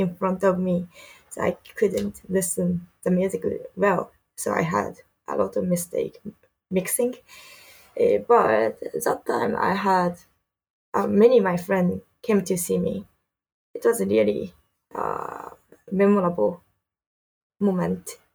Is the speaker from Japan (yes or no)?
yes; Saitama, Japan; English is a second language; also born or lived in Canada / United States / Philippines; now in Tokyo, Japan; I'm from Saitama, but really close to Tokyo.